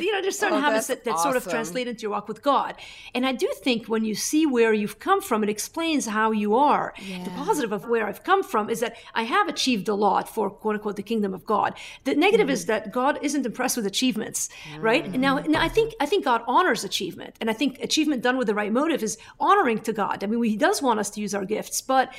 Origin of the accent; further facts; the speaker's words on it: Lebanon; everything we could to have a productive life that also gave us opportunities outside of staying in my home country of Lebanon.